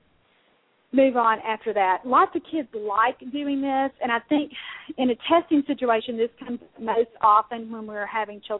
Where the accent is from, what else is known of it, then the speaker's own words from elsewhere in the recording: Mississippi, United States; I'm from Mississippi